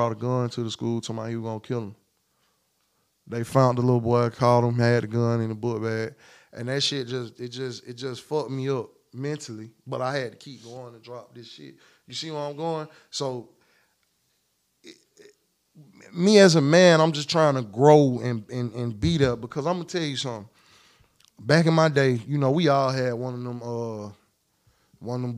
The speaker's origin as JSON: {"language": "English", "country": "United States", "said": "I'm from Clay County"}